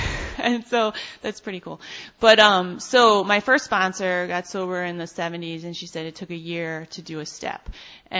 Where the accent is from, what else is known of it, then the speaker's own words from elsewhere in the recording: New York City, New York, United States; also born or lived in Ann Arbor, Michigan; I'm from Brooklyn